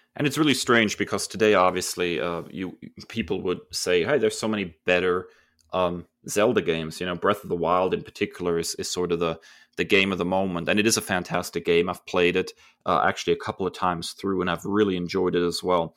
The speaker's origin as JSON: {"language": "English", "country": "Germany", "tie": "born or raised there", "said": "Growing up in Germany"}